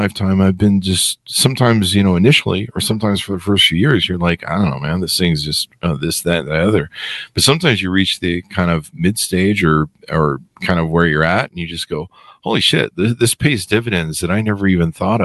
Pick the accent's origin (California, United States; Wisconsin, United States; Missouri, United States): California, United States; Los Angeles; growing up in Hollywood